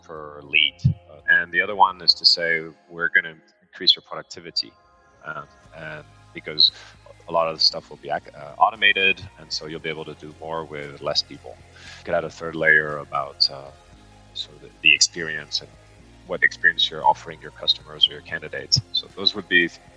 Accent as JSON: {"language": "English", "town": "Paris", "region": "Île-de-France", "country": "France", "tie": "born or raised there", "also_born_or_lived": "New York / London / Singapore", "moved": "yes", "lives_now": "Hong Kong", "said": "I've got a French mother, American father. I was raised in Paris, and then I lived all over the world, New York, London, Singapore, and Hong Kong"}